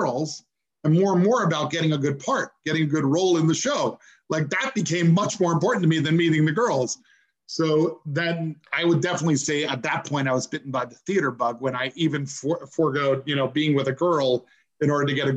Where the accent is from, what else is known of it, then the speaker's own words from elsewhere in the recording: Wappingers Falls, New York, United States; moved away; also born or lived in Beaufort, South Carolina / Bronx, New York / Manhattan, New York / Florida; spent most of my life growing up in Mid-Hudson Valley